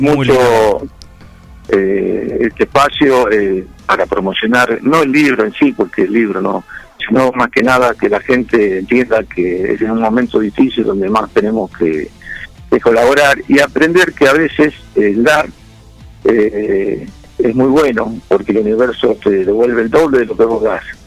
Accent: Dudignac, Buenos Aires Province, Argentina; also born or lived in Carmen de Patagones; now in Junín, Argentina; siempre digo que soy de Duñá. Después si me preguntan dónde vivo es otra cosa.

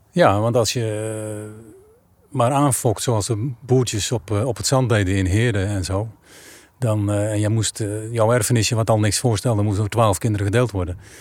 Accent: Asperen, Gelderland, Netherlands; moved away; Ik ben ook aan een rivier geboren en getogen. Ik kom uit Asperen en dat ligt aan de Lingen.

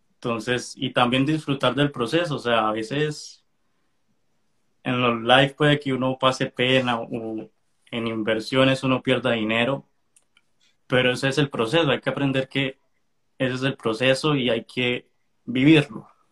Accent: Colombia; moved away as an adult; now in United States; Yo soy colombiano, pero vivo en Estados Unidos hace ya como seis meses seis, años

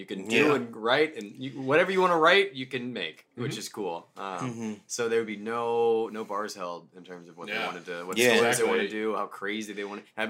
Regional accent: Louisiana, United States; I'm from Louisiana.

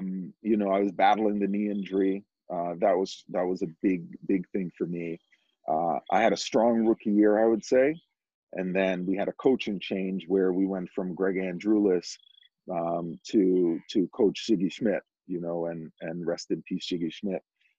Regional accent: New York, United States; you talk about Jamaican and growing up in New York with, you know, Jamaican parents going through the youth soccer, you know, ODP system and all that. Like, I literally followed that path of an Edson Buttle

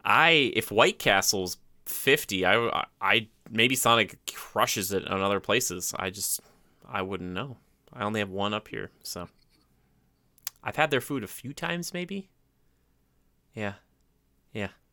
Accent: Minnesota, United States; I'm from Minnesota

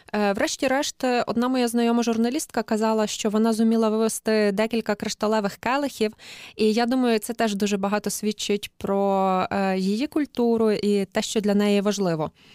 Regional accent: Galicia, Ukraine; як галичанка

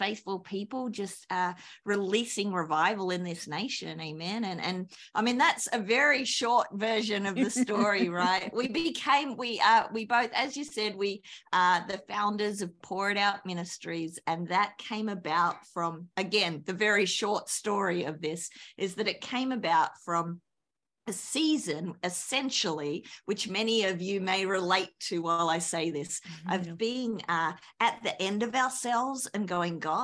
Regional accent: Australia; accent: Australian; moved away as an adult; also born or lived in New Zealand; now in United States; I'm an Aussie

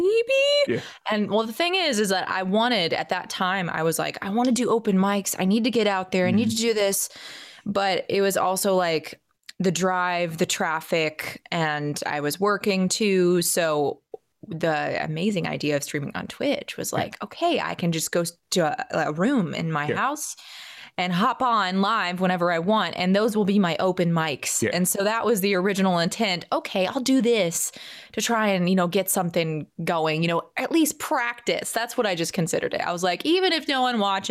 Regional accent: Atlanta, Georgia, United States; born or raised there; also born or lived in Virginia

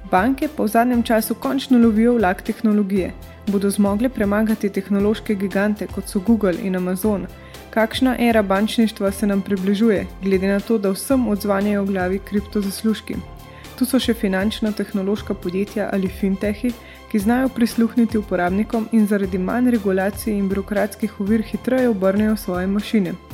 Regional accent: Slovenia; če se vam zdi, da smo Slovenci dovolj finančno pismeni

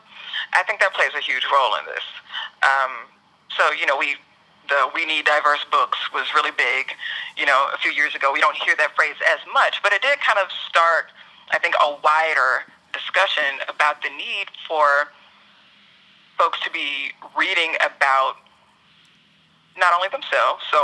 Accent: the South, United States; I'm also a Southerner

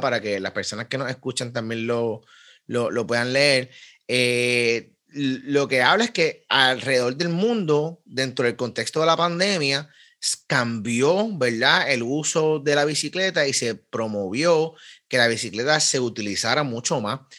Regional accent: Carolina, Puerto Rico; al lado de, donde me crié, en en la Sánchez Osorio, eso sí, hay un bike shop

